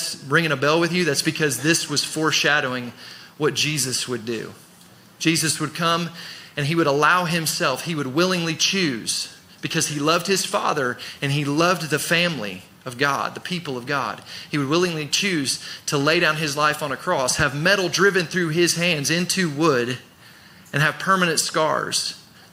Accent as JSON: {"language": "English", "country": "United States", "said": "growing up in America, living in America"}